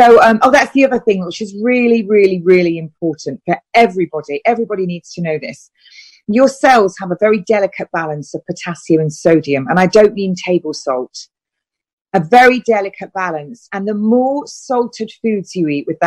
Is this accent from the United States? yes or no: no; United Kingdom; I'm British.